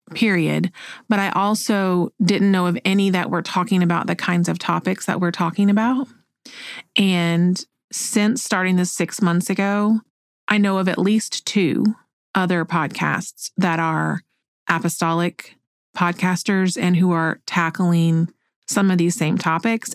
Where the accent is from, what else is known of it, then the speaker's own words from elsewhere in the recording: Oklahoma, United States; moved away as an adult; also born or lived in North Carolina / Hawaii / Alabama; I grew up here in Oklahoma.